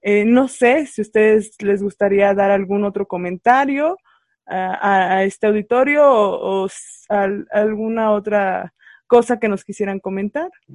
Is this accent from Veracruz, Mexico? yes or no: no; San Luis Potosí, Mexico; yo soy del estado de San Luis Potosí